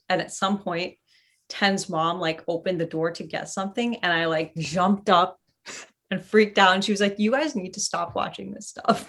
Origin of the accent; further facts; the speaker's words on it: California, United States; I grew up in Northern California. Where I was most of my life.